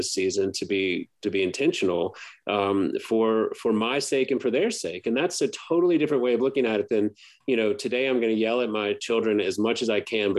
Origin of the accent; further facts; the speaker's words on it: Baton Rouge, Louisiana, United States; I grew up in Baton Rouge, which is, 60 miles from New Orleans